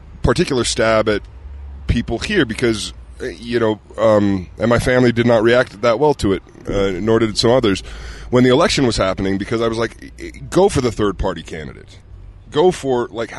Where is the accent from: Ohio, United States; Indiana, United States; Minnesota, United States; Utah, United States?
Utah, United States; moved away; as a kid growing up here